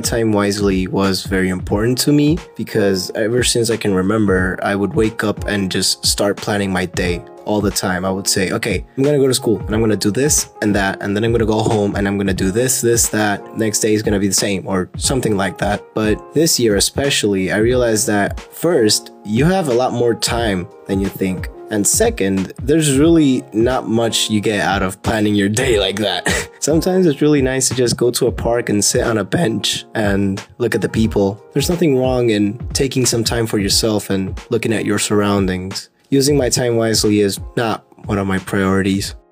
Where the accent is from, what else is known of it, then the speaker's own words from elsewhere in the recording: Buenos Aires, Argentina; I'm from Buenos Aires, Argentina